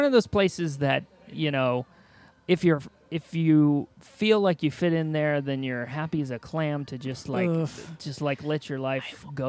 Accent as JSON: {"language": "English", "region": "Indiana", "country": "United States", "said": "I'm from the worst state in the Midwest, Indiana."}